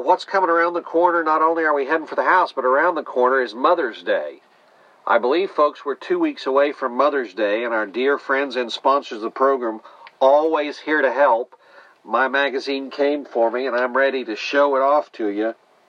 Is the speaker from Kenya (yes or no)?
no; Netherlands; now in Houston, United States; as I celebrate my Dutch history. And sure enough, King's Day. Midnight and I came from the Netherlands to America. We live now in Houston here.